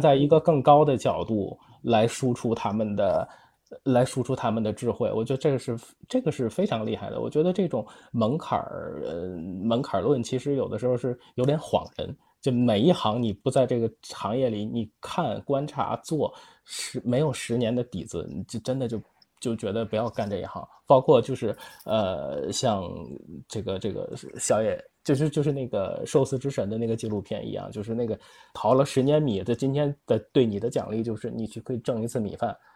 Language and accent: Chinese; Tianjin, China; 因为我是天津人